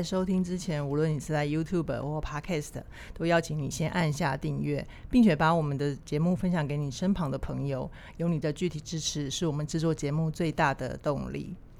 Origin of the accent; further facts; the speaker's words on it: Taipei, Taiwan; also born or lived in Su'ao, Yilan County, Taiwan; 我在很小的时候是从苏澳要搬上台北